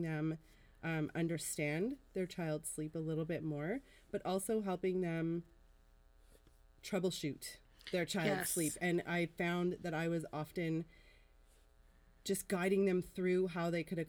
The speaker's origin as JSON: {"language": "English", "town": "Ottawa", "region": "Ontario", "country": "Canada", "said": "I am from Ottawa"}